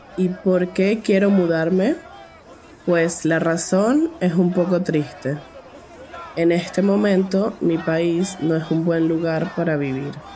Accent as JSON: {"language": "Spanish", "town": "Caracas", "region": "Capital District", "country": "Venezuela", "said": "tengo 19 años y soy de Caracas, la capital de Venezuela"}